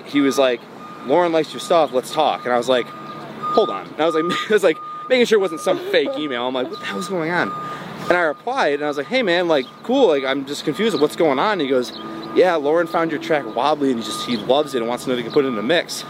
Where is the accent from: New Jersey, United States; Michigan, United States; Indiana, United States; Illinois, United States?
Michigan, United States; Bloomfield Hills; also born or lived in Dearborn, Michigan; I was born in Detroit. Uh, well, Dearborn, but I grew up in like the Metro Detroit area